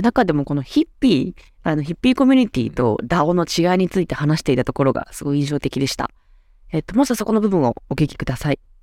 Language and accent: Japanese; Awaji Island, Hyogo, Japan; 私の出身の淡路島